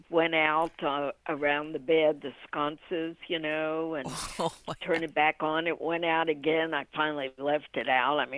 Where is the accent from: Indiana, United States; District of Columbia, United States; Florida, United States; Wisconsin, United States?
District of Columbia, United States; Washington; born there; also born or lived in Ohio / Orlando; now in DeLand, United States; I was born {S1} in Washington D.C. {S0} and okay. uh, {S1} lived in Ohio, and then from Ohio I came to Orlando. {S0} Okay. {S1} And now I'm in DeLand.